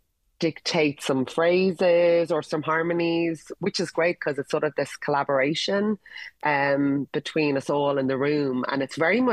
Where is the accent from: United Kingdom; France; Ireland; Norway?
Ireland